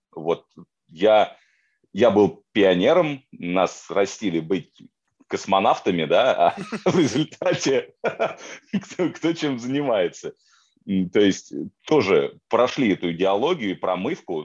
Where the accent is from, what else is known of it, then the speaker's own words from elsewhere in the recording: Moscow, Russia; moved away; я из Москвы, да, то есть я в большом городе вырос